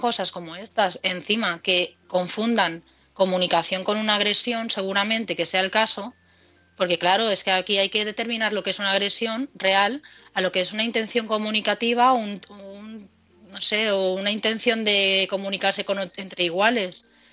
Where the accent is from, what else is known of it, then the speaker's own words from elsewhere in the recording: Madrid, Community of Madrid, Spain; moved away; also born or lived in United States; nosotros somos de Madrid